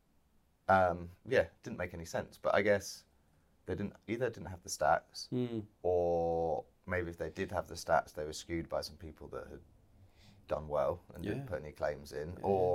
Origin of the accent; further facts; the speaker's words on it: London, United Kingdom; moved away; Growing up in London